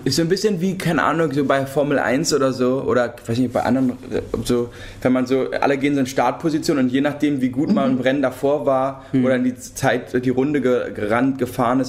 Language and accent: German; Berlin, Germany; wir sind ja Berliner und in, also Berlin geboren und Berlin aufgewachsen